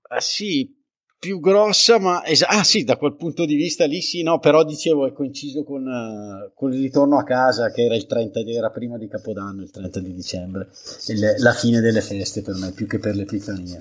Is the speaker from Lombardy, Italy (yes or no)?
yes; Bergamo, Lombardy, Italy; come capirete dall'accento, che sono di Bergamo